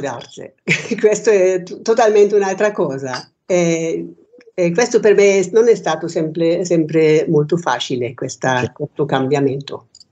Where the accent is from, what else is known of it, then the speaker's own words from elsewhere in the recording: Germany; Italian is a second language; moved away as an adult; also born or lived in Rome, Italy; now in Pozzuolo, Italy; io sono nata in Germania